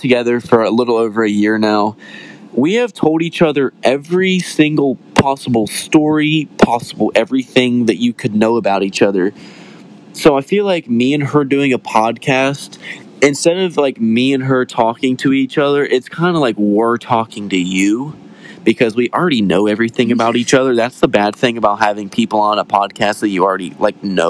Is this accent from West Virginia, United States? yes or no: yes; West Virginia, United States; I'm from West Virginia, so we kind of were raised in the mountains.